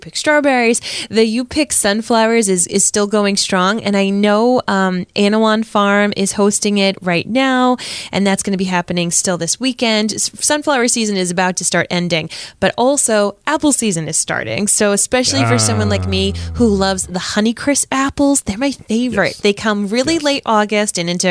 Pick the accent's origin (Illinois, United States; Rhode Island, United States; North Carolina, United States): Rhode Island, United States; Warwick; also born or lived in Providence, Rhode Island; now in Cranston, United States; I grew up in Warwick. I moved to Cranston. I'm your typical Rhode Islander